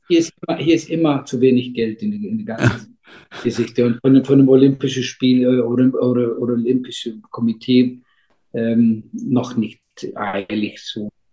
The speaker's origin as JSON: {"language": "German", "country": "Iceland", "tie": "born or raised there", "also_born_or_lived": "Berlin, Germany", "second_language": "German", "said": "ich bin aufgewachsen, ähm, äh, wir sind hier alle aufgewachsen am Meer"}